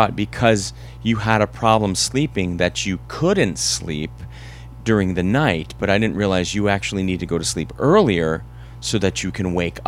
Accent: Larchmont, New York, United States; I'm the youngest of 7, and I grew up in Larchmont, which is sort of a town over from Scarsdale

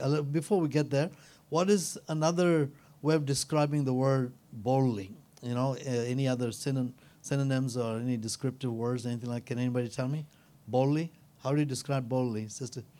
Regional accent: India; I'm an Indian

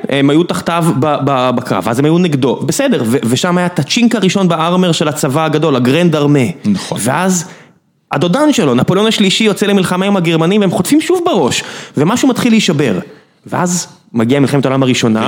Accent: Beersheba, Southern District, Israel; אני באר שבעי

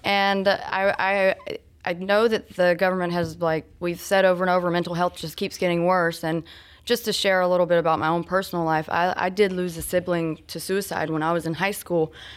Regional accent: Georgia, United States; also born or lived in Florida; now in Lilburn, United States; I'm from Georgia originally. Uh, I moved here, though, from Florida about I guess, going on ten years ago.

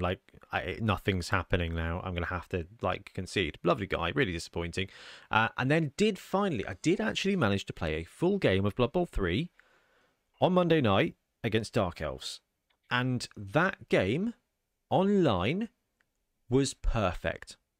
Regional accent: United Kingdom; we're British

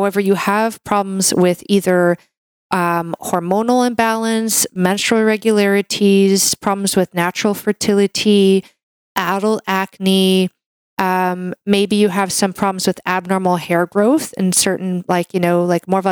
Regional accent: Canada; I'm a Canadian medical doctor

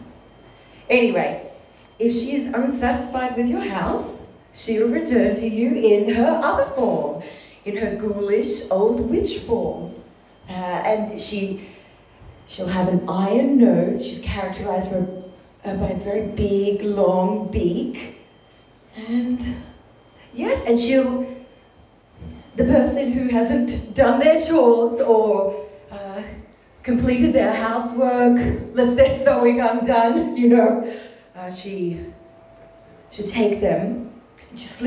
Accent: Ballarat, Victoria, Australia; Well, I grew up in Ballarat

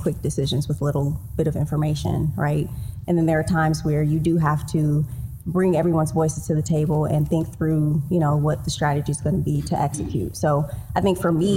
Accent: Detroit, Michigan, United States; I'm from Detroit

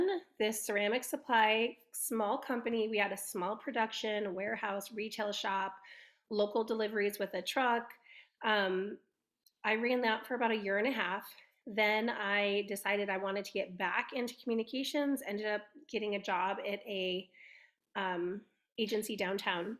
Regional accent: Southern California, United States; moved away as an adult; now in Denver, United States; grew up in California, Southern California, but I have been in Colorado for about 20 years

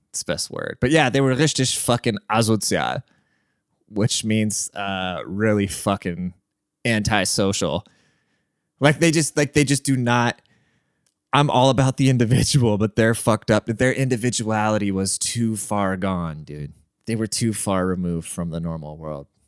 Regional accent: Germany; and then when I grew up in Germany.

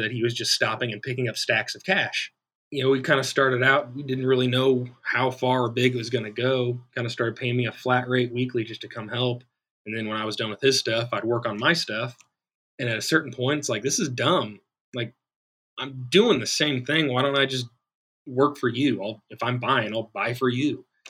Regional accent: Olathe, Kansas, United States; Olathe, Kansas, born and raised

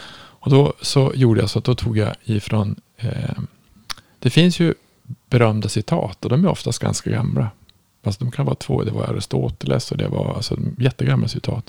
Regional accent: Norrland, Sweden; jag kommer från Norrland

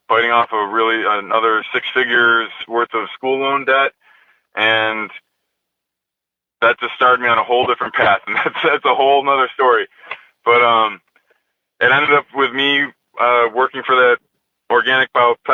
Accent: New York, United States; moved away; going back to my home state and, you know, really giving back to the community that, you know, raised me

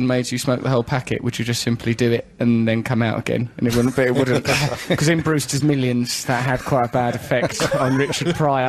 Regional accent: England, United Kingdom; We're English, we've not been circumcised.

